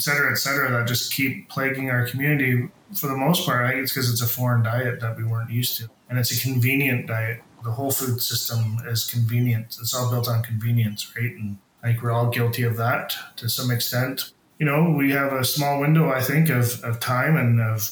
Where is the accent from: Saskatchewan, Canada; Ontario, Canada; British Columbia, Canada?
British Columbia, Canada; Huu-ay-aht First Nation; now in Lake Cowichan, Canada; I'm originally from Hupetchisit First Nation, but live, work, and play in Lake Houchin, Tsubasset